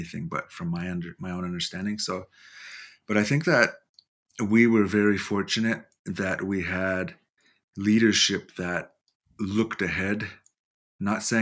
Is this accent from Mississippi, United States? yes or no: no; Lodge Grass, Montana, United States; I'm from Lodgegrass, Montana, and more specifically Binnada, which is a area between the Bighorn Mountains and Lodgegrass.